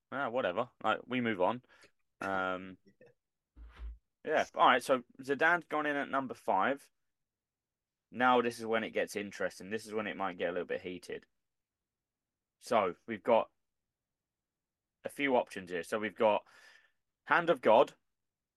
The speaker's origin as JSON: {"language": "English", "region": "England", "country": "United Kingdom", "said": "us English"}